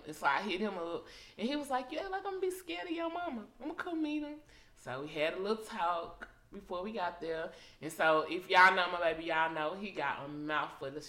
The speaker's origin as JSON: {"language": "English", "town": "Dallas", "region": "Texas", "country": "United States", "said": "I'm from Oak Cliff, but my mama and my stepdaddy do not."}